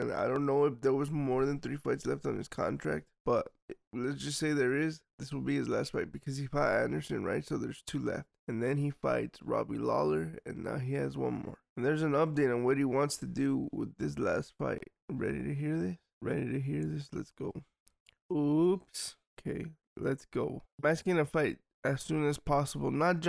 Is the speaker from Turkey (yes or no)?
no; Georgia; He's from Russia, I'm from Georgia, and we all know Russia. What they're doing in Ukraine now. What they did to Georgia.